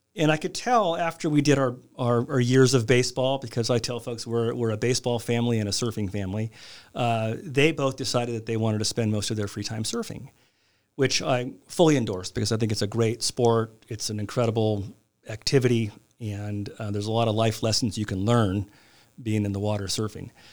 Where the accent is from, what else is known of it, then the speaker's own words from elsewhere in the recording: Glendale, California, United States; also born or lived in San Diego, California / North County San Diego, California; now in San Marcos, United States; I was born and raised in Glendale, California, outside of Los Angeles